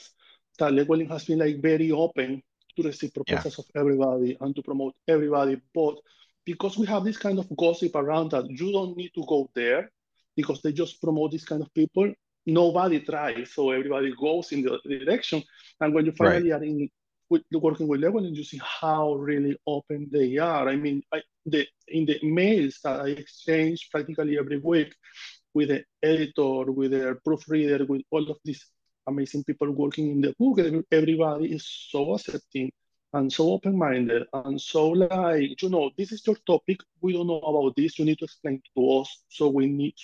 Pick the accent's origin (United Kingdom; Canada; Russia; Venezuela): Venezuela; Amazonas; English is a second language; now in New York City, United States; I born in Amazonas, Venezuela. I grew up in there.